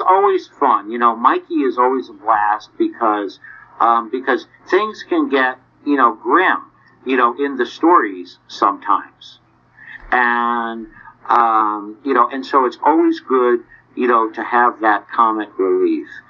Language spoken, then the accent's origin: English; New England, United States; now in Nashville, United States; I was originally from New England. I live in Nashville now